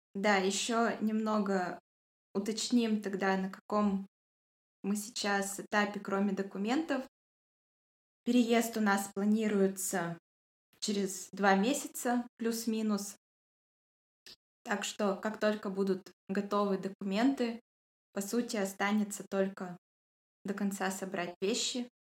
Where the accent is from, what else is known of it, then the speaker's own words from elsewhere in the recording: Yekaterinburg, Sverdlovsk Oblast, Russia; я тоже из Екатеринбурга